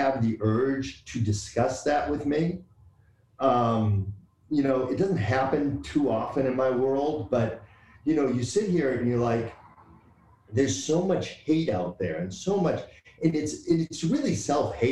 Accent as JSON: {"language": "English", "town": "Boston", "region": "Massachusetts", "country": "United States", "tie": "born or raised there", "said": "But growing up, I grew up in Boston."}